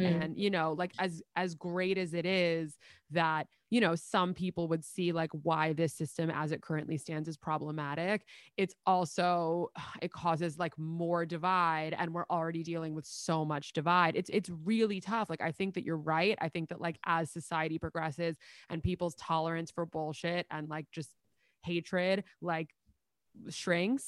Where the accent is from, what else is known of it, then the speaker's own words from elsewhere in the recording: New York, United States; accent: New York; my New York accent